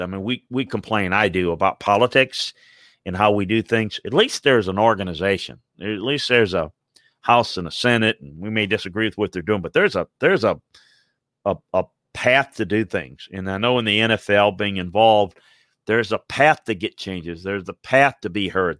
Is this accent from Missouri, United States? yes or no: yes; Kansas City, Missouri, United States; growing up in Kansas City, Missouri